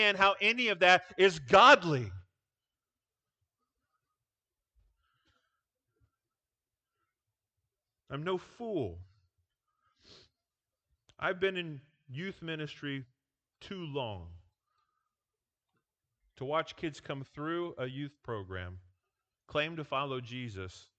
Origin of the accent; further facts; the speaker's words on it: Iowa, United States; moved away as an adult; now in Nebraska, United States; I grew up in Iowa